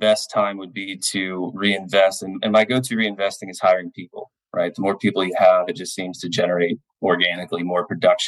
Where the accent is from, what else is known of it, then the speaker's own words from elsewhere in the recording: New Port Richey, Florida, United States; my hometown of Newport Richey, Florida. I was born and raised here in the Tampa Bay area